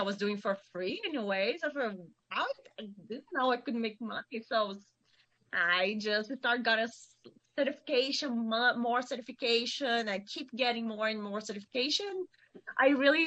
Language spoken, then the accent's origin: English; Vitória, Espírito Santo, Brazil; English is a second language; moved away as an adult; now in Sonoma, United States; I'm from Espírito Santo. It's a state between north of Rio de Janeiro and south of Bahia.